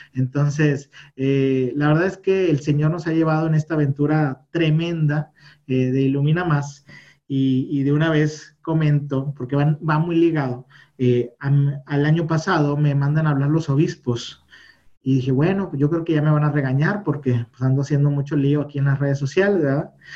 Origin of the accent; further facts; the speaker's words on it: Monterrey, Nuevo León, Mexico; Yo soy de Monterrey, México, que es el norte de México. Acá estamos ahí en Nuevo León